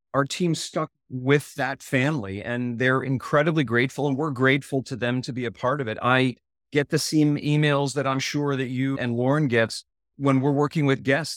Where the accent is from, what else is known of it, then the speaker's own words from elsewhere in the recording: Maryland, United States; moved away as an adult; Maryland East Coast was great, great place to grow up.